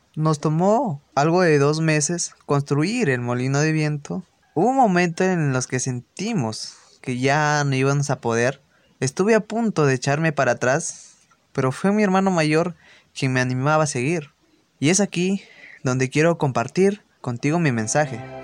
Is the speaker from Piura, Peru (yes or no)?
yes; Huancabamba, Piura, Peru; soy de Huancabamba, distrito de la Sierra de Piura